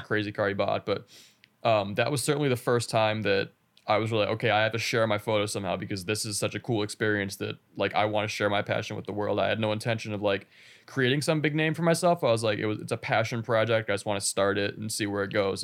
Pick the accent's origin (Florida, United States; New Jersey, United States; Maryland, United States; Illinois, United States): Illinois, United States; Chicago area; I'm from a Chicago area. I'm not from a city, of course